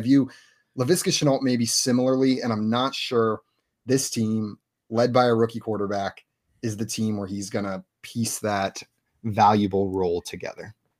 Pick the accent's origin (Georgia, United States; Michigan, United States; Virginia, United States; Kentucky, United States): Georgia, United States; Atlanta; moved away as an adult; also born or lived in Clemson, South Carolina; now in Texas, United States; I'm from the Atlanta area. I went to school there in Clemson, but I'm down in Texas now